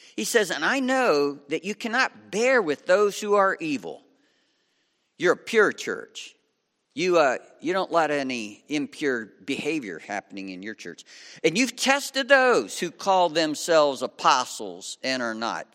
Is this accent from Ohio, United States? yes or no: yes; Lima, Ohio, United States; I was raised in Lima, Ohio on Route seventy-five